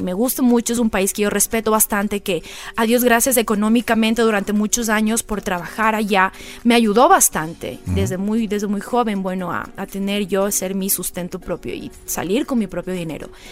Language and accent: Spanish; Manta, Manabí, Ecuador; also born or lived in Quito; me crié en Playa Murciélago, en Manta